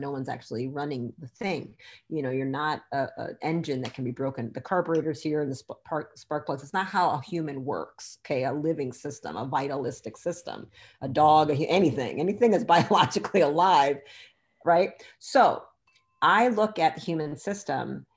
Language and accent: English; Michigan, United States; I'm from Michigan